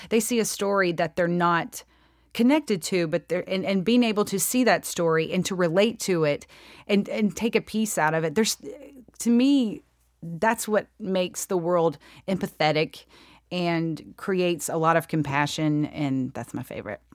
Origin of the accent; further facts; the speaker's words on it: Free Home, Georgia, United States; accent: drawl; I grew up in a really super, super, super small town